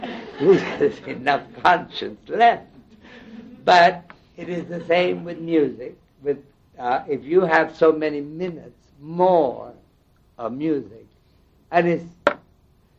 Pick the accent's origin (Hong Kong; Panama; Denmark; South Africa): Panama; now in United States; I come from Panama. I have lived in this country most of my mature life